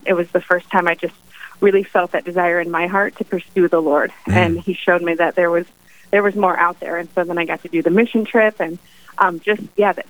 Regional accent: Illinois, United States; now in North Dakota, United States; I'm from Illinois

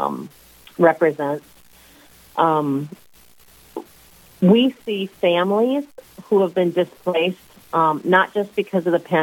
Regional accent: Sioux Falls, South Dakota, United States; I am originally from Sioux Falls. I grew up here.

